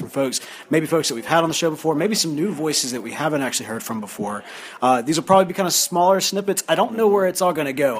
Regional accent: the South, United States

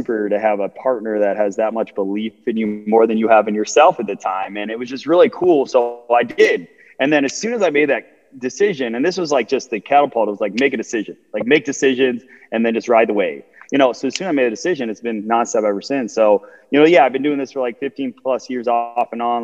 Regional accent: Chicago, Illinois, United States; I'm from Chicago, Illinois, the suburbs of Southside

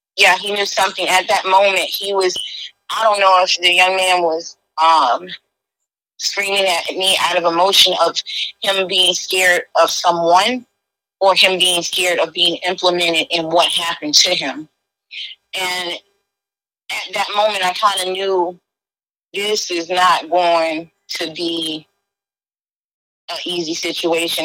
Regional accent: Sarasota, Florida, United States; now in Tampa, United States; I'm originally from Sarasota, Florida, but I live in um, I'm in Tampa, Florida now.

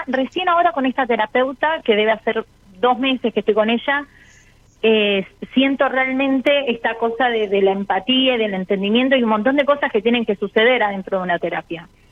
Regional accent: Avellaneda, Buenos Aires Province, Argentina; De Avellaneda, Buenos Aires.

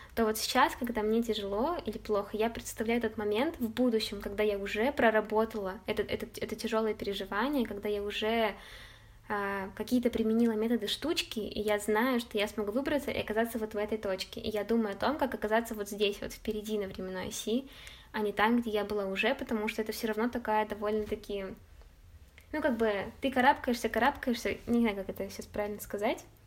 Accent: Chelyabinsk, Chelyabinsk Oblast, Russia; moved away as an adult; also born or lived in Saint Petersburg; о Челябинске, о доме, что я когда-нибудь точно туда вернусь

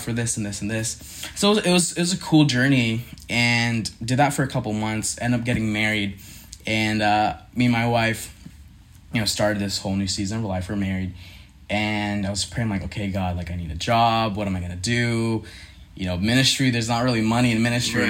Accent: Philippines; now in Lynchburg, United States; So I grew up in the Philippines, Asian household

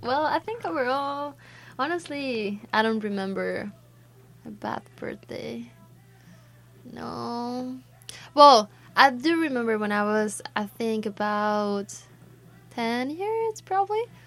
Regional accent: Mexico; English is a second language; moved away as an adult; I'm from Mexico

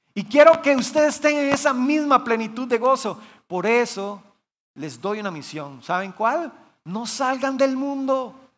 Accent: Guanacaste, Costa Rica; yo soy originario de Guanacaste. Mis papás son pastores allá

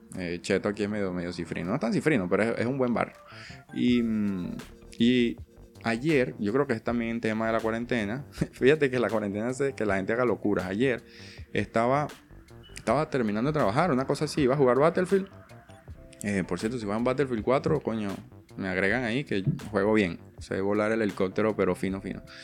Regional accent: Venezuela; now in Argentina; yo vengo de Venezuela

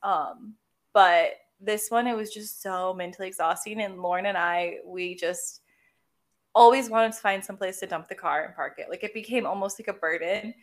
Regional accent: United States; as an American

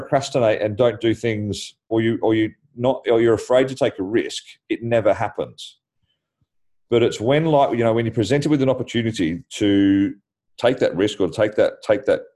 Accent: Australia; now in London, United Kingdom; being Australian

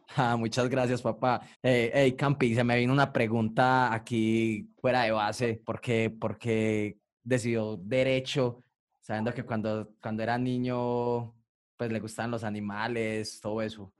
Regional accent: Colombia; lo que somos como colombiano

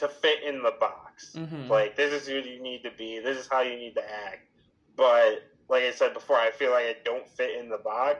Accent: Buffalo, New York, United States; So I grew up in Buffalo, New York.

